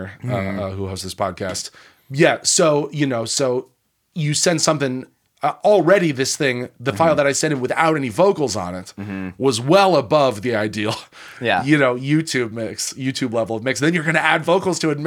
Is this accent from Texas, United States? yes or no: no; Colorado, United States; moved away; also born or lived in Chicago, Illinois; I'm from Colorado originally, but then spent those 10 years in Chicago